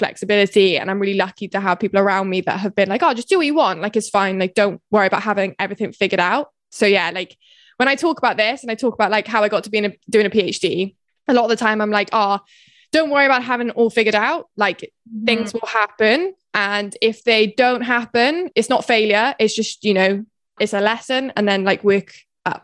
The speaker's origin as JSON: {"language": "English", "area": "Herefordshire", "region": "West Midlands", "country": "United Kingdom", "also_born_or_lived": "Bath", "moved": "as an adult", "lives_now": "Swansea, United Kingdom", "said": "I'm originally from Herefordshire, but I went to uni in Bath"}